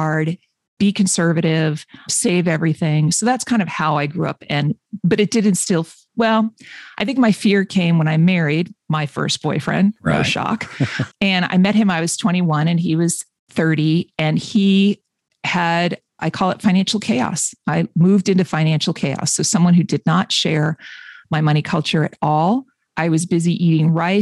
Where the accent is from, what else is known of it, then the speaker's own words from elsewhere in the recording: Boston, Massachusetts, United States; I'm from Boston area-ish